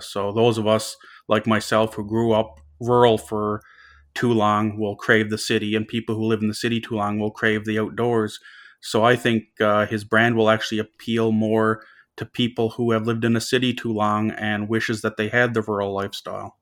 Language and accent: English; North West River, Newfoundland and Labrador, Canada; now in Dartmouth, Canada; I'm from a very small town called Northwest River in Labrador, a population of five hundred and fifty people.